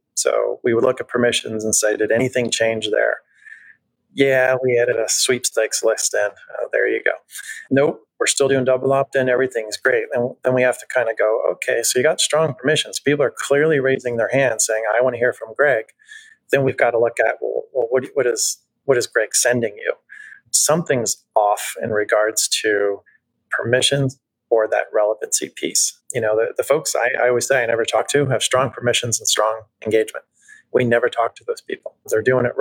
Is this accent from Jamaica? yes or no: no; New Jersey, United States; I'm from Jersey